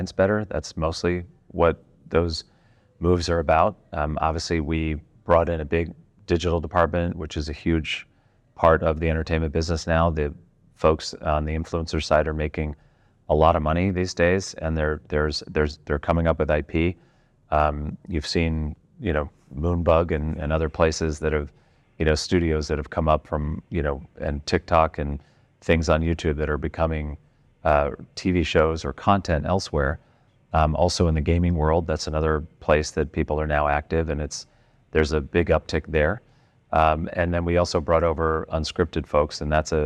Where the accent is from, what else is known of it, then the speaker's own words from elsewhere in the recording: United States; as an American